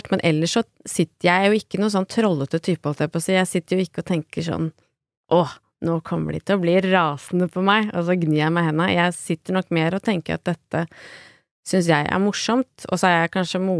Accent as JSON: {"language": "Norwegian", "town": "Lillehammer", "region": "Innlandet", "country": "Norway", "said": "jeg er hjemme på Lillehammer, hvor jeg kommer fra, altså, med, og sitter sammen med moren og faren min og spiser reker"}